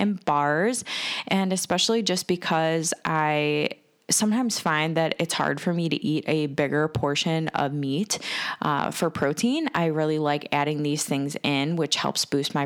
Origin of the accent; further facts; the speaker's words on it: Cleveland, Ohio, United States; I am from Cleveland, Ohio, and I am a woman entrepreneur